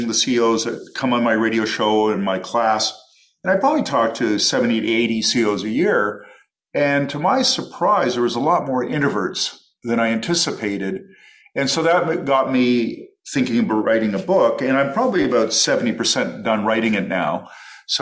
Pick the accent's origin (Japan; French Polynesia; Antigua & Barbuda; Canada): Canada; Toronto, Ontario; moved away as an adult; also born or lived in Los Angeles, United States / Oxford, United Kingdom; growing up in Toronto